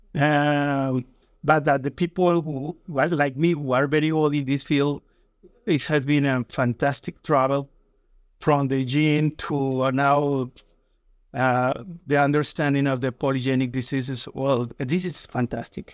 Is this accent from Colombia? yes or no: yes; Colombia; English is a second language; moved away; I was born in Colombia, and I went to a school of medicine in Colombia